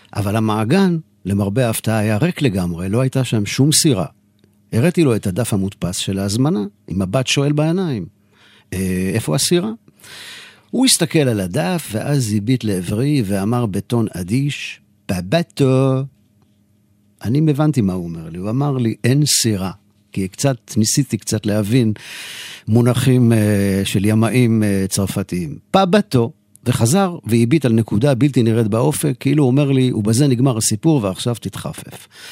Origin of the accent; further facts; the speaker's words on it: Jerusalem, Jerusalem District, Israel; אני יליד העיר ירושלים